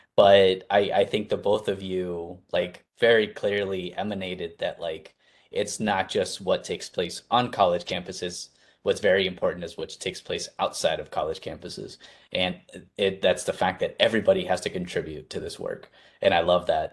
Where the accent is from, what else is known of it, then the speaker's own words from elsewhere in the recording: Arizona, United States; I'm from Arizona